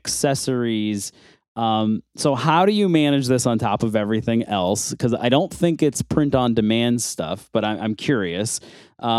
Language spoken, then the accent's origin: English; Buffalo, New York, United States; I'm also from Buffalo, New York